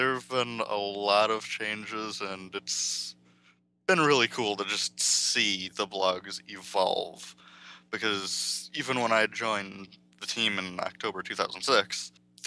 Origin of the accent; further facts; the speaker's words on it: Wisconsin, United States; I'm from Wisconsin